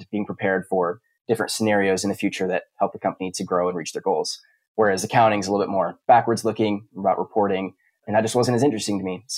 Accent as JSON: {"language": "English", "town": "Houston", "region": "Texas", "country": "United States", "tie": "born or raised there", "moved": "as an adult", "lives_now": "Utah, United States", "said": "I grew up in Houston, Texas"}